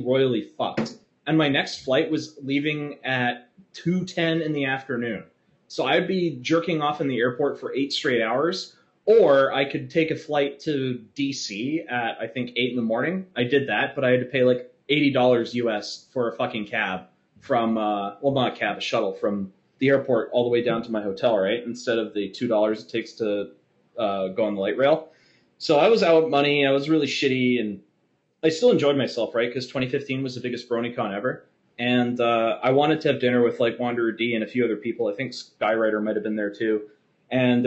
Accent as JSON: {"language": "English", "area": "Vancouver Island", "region": "British Columbia", "country": "Canada", "said": "I'm from Vancouver Island"}